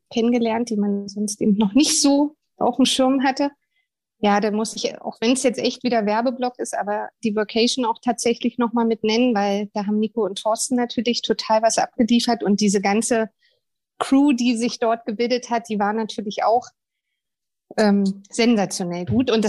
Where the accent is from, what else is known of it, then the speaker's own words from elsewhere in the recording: Berlin, Germany; Da sind wir Berliner ja schon wieder völlig äh, am Werkeln